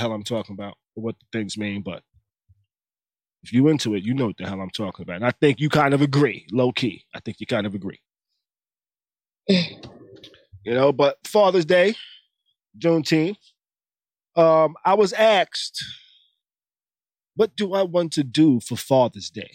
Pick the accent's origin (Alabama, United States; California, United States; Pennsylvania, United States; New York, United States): New York, United States; now in Tampa, United States; I grew up in New York. There's a million things to do in New York